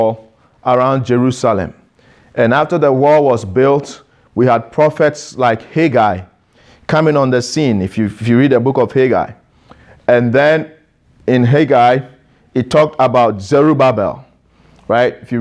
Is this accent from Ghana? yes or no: yes; Ghana; I am Ghanaian